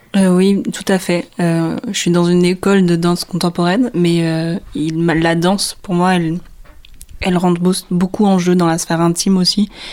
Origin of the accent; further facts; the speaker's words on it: Réunion, France; moved away; Je suis réunionnaise, donc je viens de la Réunion.